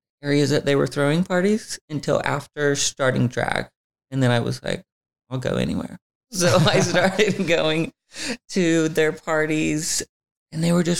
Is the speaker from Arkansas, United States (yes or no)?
yes; Alma, Arkansas, United States; moved away as an adult; now in Los Angeles, United States; I grew up in Alma, Arkansas, and it had about 3,000 people.